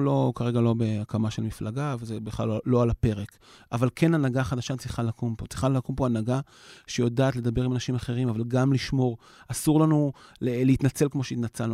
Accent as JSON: {"language": "Hebrew", "town": "Yavne", "region": "Central District", "country": "Israel", "tie": "born or raised there", "said": "אני אישית גדלתי ביבנה"}